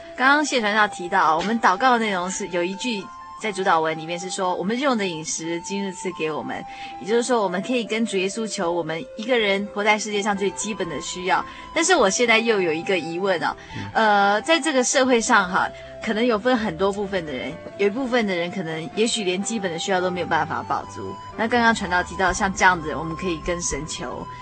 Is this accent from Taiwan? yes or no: yes; Taiwan; 以台湾来说，我们是宗国人